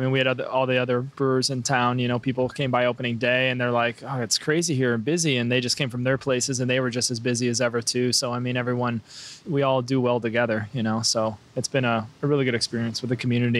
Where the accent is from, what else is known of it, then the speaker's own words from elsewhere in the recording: Eldridge, Iowa, United States; moved away as an adult; also born or lived in San Francisco / Seattle; now in Bellingham, United States; I'm from a small town in Iowa called Eldridge.